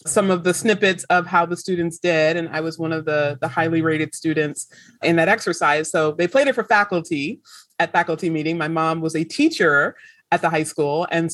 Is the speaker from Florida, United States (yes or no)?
yes; Pensacola, Florida, United States; moved away as an adult; also born or lived in Syracuse, New York; I grew up in Pensacola, Florida